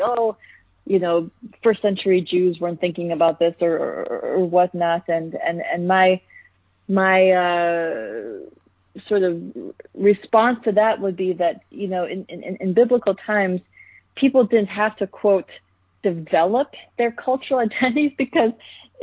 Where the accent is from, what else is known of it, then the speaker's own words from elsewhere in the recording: United States; my cultural identity as an Indian American